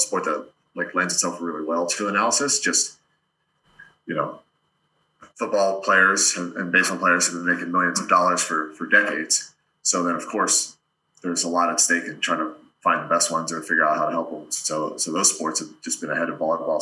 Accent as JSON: {"language": "English", "region": "Delaware", "country": "United States", "tie": "born or raised there", "said": "I grew up in Delaware, played Division III volleyball"}